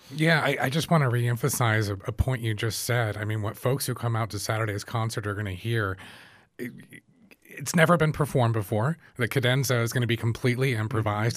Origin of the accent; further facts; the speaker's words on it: United States; growing up in the U S